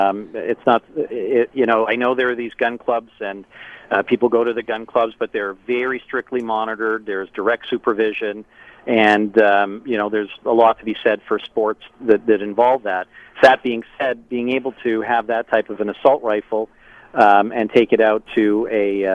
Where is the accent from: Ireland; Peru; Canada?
Canada; That's my humble opinion as a Canadian.